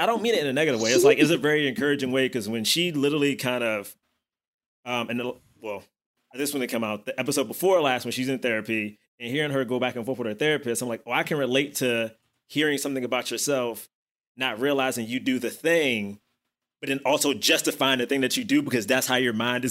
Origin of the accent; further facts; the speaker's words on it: Washington, District of Columbia, United States; I'm from Southeast DC